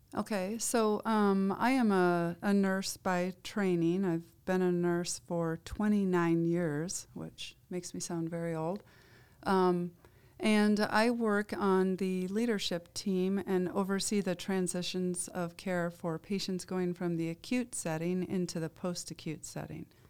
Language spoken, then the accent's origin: English; Iowa, United States; I grew up in Iowa